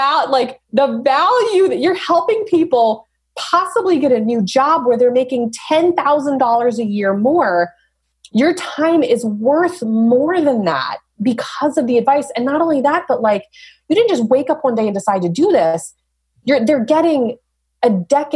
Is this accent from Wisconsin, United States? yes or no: no; Dover, New Hampshire, United States; also born or lived in Portsmouth, New Hampshire; I grew up here. I was born in Portsmouth, grew up in Dover, went to UNH